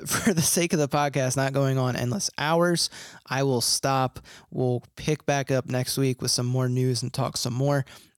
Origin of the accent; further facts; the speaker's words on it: Virginia Beach, Virginia, United States; also born or lived in Philadelphia; I grew up in Virginia Beach. I'm from Philly, but I moved to Virginia